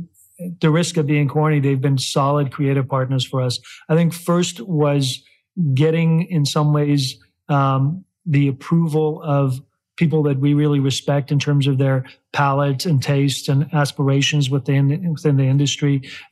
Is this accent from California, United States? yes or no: no; Chicago, Illinois, United States; now in Kentucky, United States; Illinois being my hometown of Chicago, and then Kentucky being our hometown here.